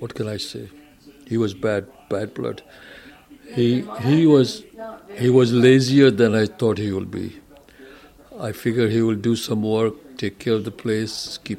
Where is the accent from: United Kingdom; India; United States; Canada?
India; moved away; When I came from India, you know, I didn't have any money, didn't have a job for a while